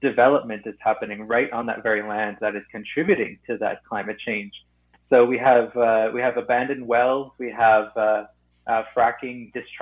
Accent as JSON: {"language": "English", "area": "Sturgeon Lake Cree Nation", "region": "Northern Alberta", "country": "Canada", "said": "I'm from Northern Alberta, Sturgeon Lake Cree Nation in Treaty 8 territory."}